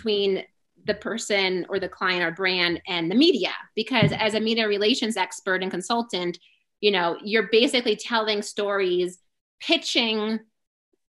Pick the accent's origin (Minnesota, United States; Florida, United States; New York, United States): New York, United States; I'm originally from New York